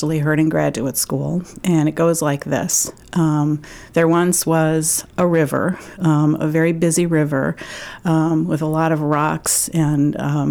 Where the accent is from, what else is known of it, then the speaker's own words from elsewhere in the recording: Michigan, United States; moved away as an adult; also born or lived in Houston; now in Maine, United States; I'm actually from Michigan and grew up there as the daughter of a pediatrician